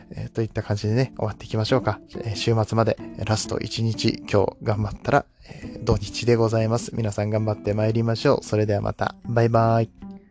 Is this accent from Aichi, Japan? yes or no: yes; Nagoya, Aichi, Japan; moved away as an adult; now in Kobe, Japan; 実は僕も名古屋なんですよ、出身が。えー、ほとんどずっと人生の大半を名古屋で過ごしておりまして、え神戸に今は住んでいるんですけれども